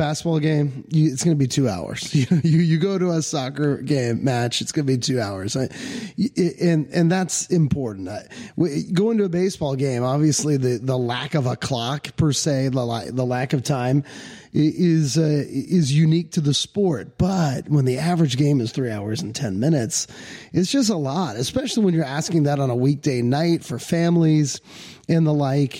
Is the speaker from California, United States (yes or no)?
no; Arlington, Virginia, United States; moved away as an adult; now in Odenton, United States; I grew up in Arlington, Virginia